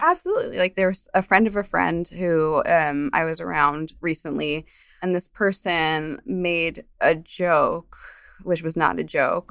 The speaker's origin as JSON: {"language": "English", "region": "New Jersey", "country": "United States", "tie": "born or raised there", "also_born_or_lived": "Colombia", "said": "I grew up in New Jersey"}